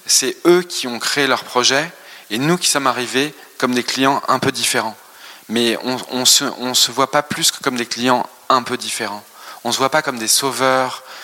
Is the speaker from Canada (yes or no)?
no; France; on a grandi en France, bien sûr, on, a des racines ici